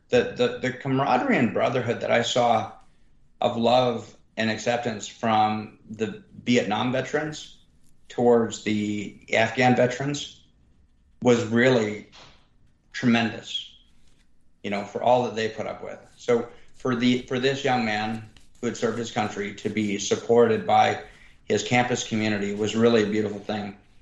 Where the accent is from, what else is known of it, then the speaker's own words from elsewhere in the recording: Reno, Nevada, United States; now in Austin, United States; The area I live, I, I grew up in around Reno, Nevada, by Lake Tahoe